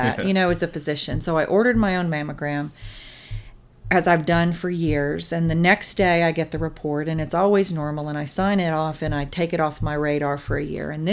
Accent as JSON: {"language": "English", "region": "East Tennessee", "country": "United States", "tie": "born or raised there", "also_born_or_lived": "Augusta, Georgia / Dallas, Texas", "moved": "as an adult", "lives_now": "Fort Worth, United States", "said": "I grew up in East Tennessee"}